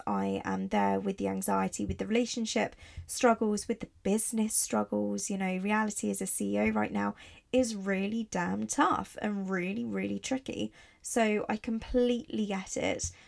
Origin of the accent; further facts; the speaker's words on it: Italy; moved away; also born or lived in Barcelona; I grew up in Italy